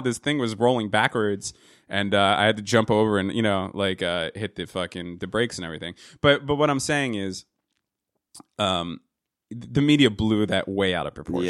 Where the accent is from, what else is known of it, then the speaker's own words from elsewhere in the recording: New Jersey, United States; I'm from New Jersey.